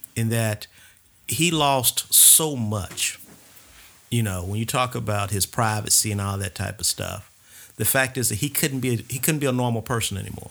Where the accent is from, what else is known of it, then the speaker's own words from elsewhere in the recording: Atlanta, Georgia, United States; We grew up in the Grove Park section of, uh, Atlanta